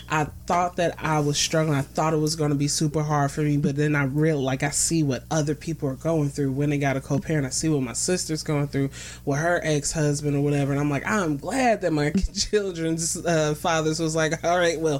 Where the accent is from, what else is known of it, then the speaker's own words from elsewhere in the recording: Cincinnati, Ohio, United States; also born or lived in Plainfield, New Jersey; I was raised in Cincinnati.